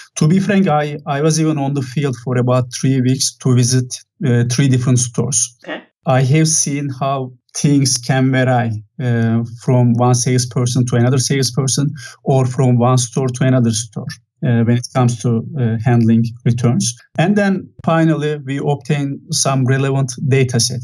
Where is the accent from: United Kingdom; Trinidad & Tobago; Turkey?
Turkey; moved away as an adult; now in Santa Clara, United States; So originally, I'm from Turkey. I have spent quite a lot of time in Turkey